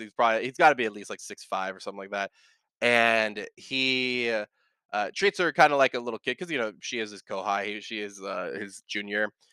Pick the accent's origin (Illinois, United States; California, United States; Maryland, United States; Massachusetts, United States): California, United States; also born or lived in Bay Area, California; now in Texas, United States; I, I grew up in California and now I moved over here to Texas